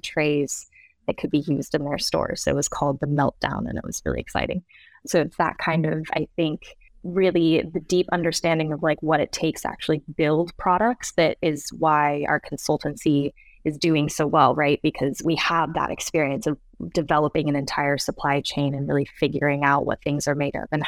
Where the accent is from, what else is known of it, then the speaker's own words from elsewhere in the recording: Seattle, Washington, United States; moved away as an adult; also born or lived in Sweden; growing up in Seattle in the US